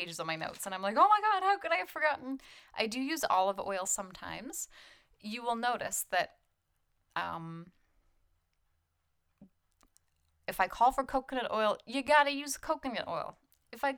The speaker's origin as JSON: {"language": "English", "country": "Canada", "said": "I'm Canadian"}